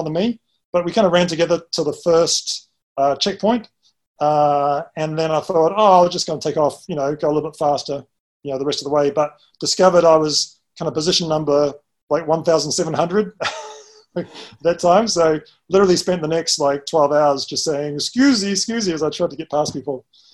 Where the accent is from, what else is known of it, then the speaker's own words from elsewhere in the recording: Christchurch, Canterbury, New Zealand; moved away as an adult; now in Hong Kong; I'm from New Zealand originally. Grew up in the beautiful city of Christchurch, which is in the South Island